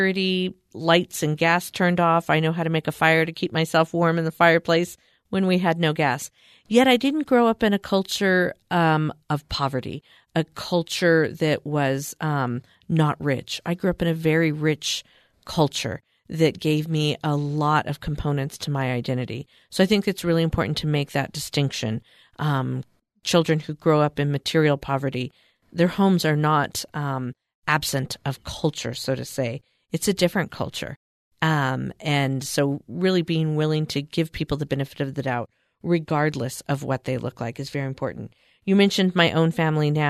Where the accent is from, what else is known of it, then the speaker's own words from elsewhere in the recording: California, United States; I grew up in California, and I was the poster child of a poor kid.